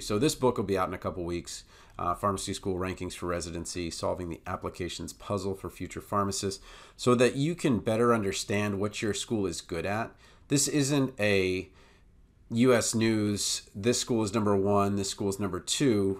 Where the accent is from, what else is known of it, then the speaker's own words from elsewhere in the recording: Maryland, United States; my home state in Maryland